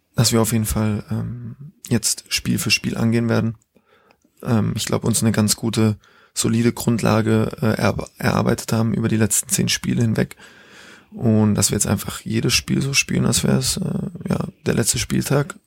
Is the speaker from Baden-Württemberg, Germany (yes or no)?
yes; near Basel, Baden-Württemberg, Germany; moved away as an adult; also born or lived in Switzerland; weil in der Ecke, wo ich aufgewachsen bin in Deutschland, gibt es auch einen Dialekt, der dem Schweizer Dialekt sehr ähnelt